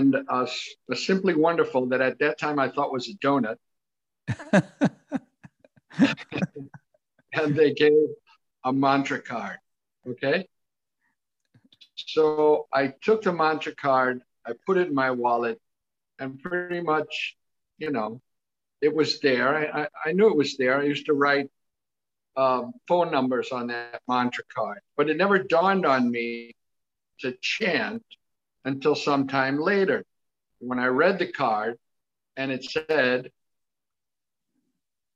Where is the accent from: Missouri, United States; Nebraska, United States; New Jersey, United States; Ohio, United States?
Missouri, United States; St. Louis; I'm from St. Louis, Missouri